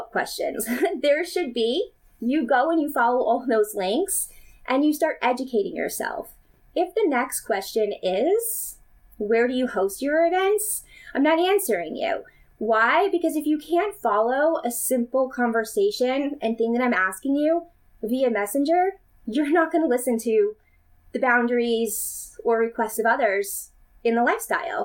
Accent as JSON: {"language": "English", "country": "United States", "said": "I am from the United States"}